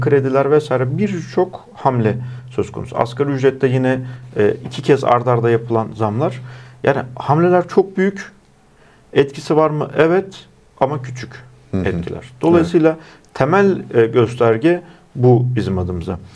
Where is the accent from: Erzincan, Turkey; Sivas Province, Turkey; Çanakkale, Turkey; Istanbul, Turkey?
Erzincan, Turkey; benim memleketim olan Erzincan'daki